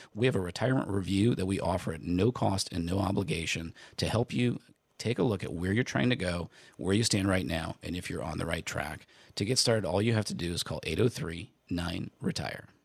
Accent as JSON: {"language": "English", "region": "Indiana", "country": "United States", "tie": "born or raised there", "said": "I grew up in Indiana"}